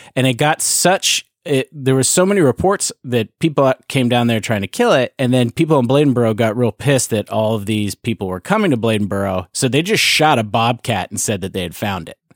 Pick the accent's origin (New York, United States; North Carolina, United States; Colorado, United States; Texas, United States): North Carolina, United States; Hickory; I'm from Hickory, North Carolina.